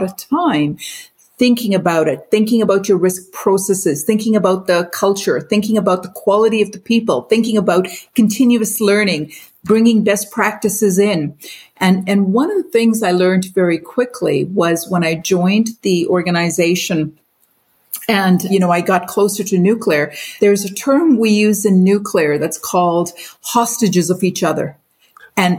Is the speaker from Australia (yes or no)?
no; Brandon, Manitoba, Canada; also born or lived in Mumbai, India / Pakistan / Winnipeg, Canada / Alberta, Canada; started growing up in India and Pakistan, continued growing up in Brandon